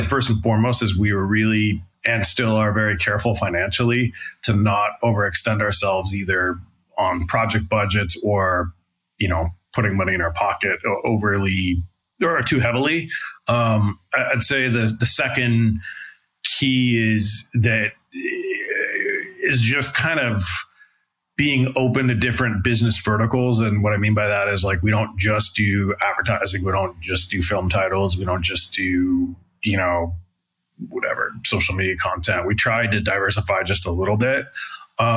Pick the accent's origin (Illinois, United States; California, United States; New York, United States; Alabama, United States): California, United States; San Francisco; I grew up in San Francisco, kind of in the mid 90s